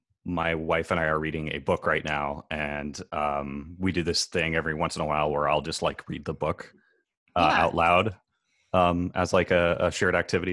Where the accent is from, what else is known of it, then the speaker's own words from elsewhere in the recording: Fairfield, Iowa, United States; moved away as an adult; now in Los Angeles, United States; It's called Fairfield, Iowa. It's southeast Iowa, about an hour south of University of Iowa, Iowa City.